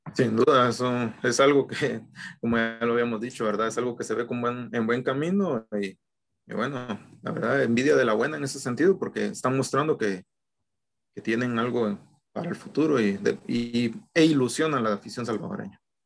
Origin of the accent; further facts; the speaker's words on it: Guatemala; soy guatemalteco